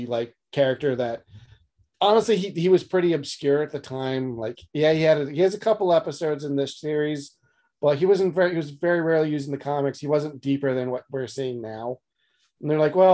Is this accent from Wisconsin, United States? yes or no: no; Philadelphia, Pennsylvania, United States; We're from Philly